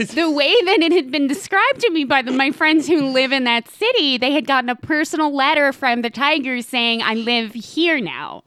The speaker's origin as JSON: {"language": "English", "town": "Knoxville", "region": "Tennessee", "country": "United States", "tie": "born or raised there", "moved": "yes", "said": "the city I consider my hometown"}